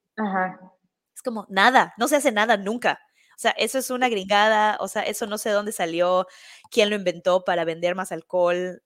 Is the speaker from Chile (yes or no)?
no; Mexico; now in New York, United States; yo voy a esta fiesta y soy de México